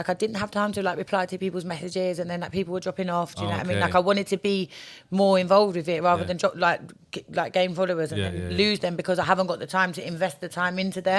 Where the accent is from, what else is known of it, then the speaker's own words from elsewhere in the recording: Essex, East of England, United Kingdom; I'm a model from Essex.